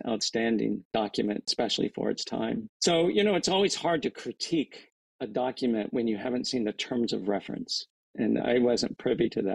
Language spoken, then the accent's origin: English; Kansas, United States; moved away; growing up in Kansas, my relatives there